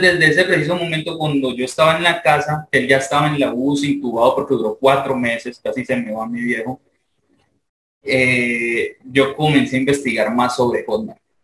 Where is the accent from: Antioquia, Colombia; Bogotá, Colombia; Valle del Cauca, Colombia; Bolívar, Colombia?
Valle del Cauca, Colombia; Palmira; yo soy de Palmira, Valle, Colombia